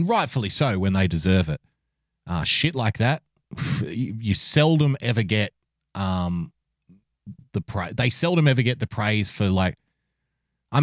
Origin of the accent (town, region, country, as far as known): Australia; born or raised there; accent: Australian